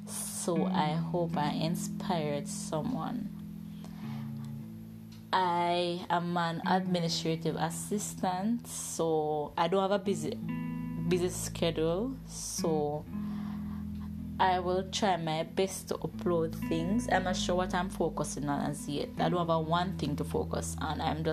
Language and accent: English; Ocho Rios, Saint Ann, Jamaica; I am from Ocho Rios, Jamaica.